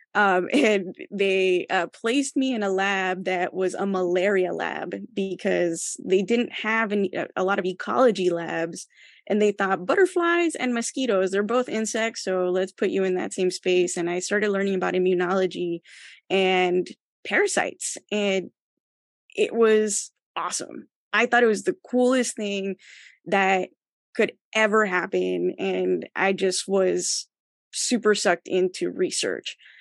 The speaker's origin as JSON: {"language": "English", "town": "El Paso", "region": "Texas", "country": "United States", "tie": "born or raised there", "also_born_or_lived": "Ciudad Juarez, Chihuahua", "said": "I was born and raised in El Paso, Texas"}